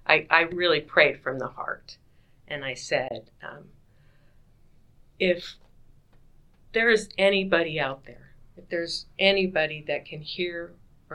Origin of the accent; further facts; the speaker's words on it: Utah, United States; moved away; he knew I was from Utah